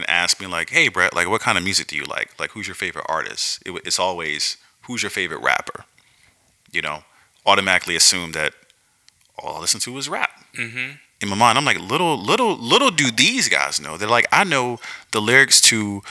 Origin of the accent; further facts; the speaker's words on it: Wilmington, North Carolina, United States; also born or lived in Riegelwood, North Carolina; part Wilmington, North Carolina, part small town called Riegelwood that no one has ever heard